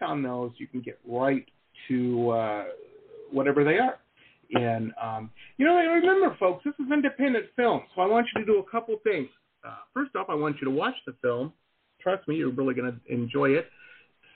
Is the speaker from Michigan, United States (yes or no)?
yes; Detroit, Michigan, United States; I grew up in Metro Detroit, you know, I'm got union in my blood